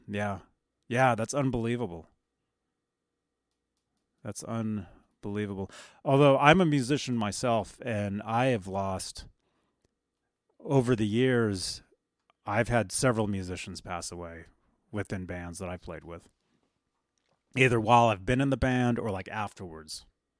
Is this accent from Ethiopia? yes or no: no; Colombia; I'm from Colombia.